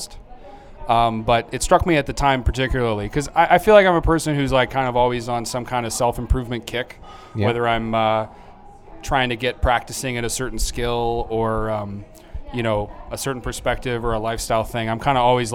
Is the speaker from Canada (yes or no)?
yes; Oshawa, Ontario, Canada; I'm from Oshawa